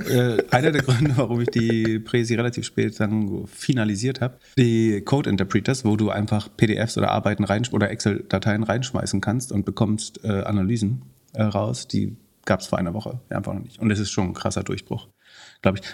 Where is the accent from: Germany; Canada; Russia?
Germany; Mecklenburg-Vorpommern; ich habe mir tatsächlich, tatsächlich drei Autohäuser in Mecklenburg-Vorpommern besessen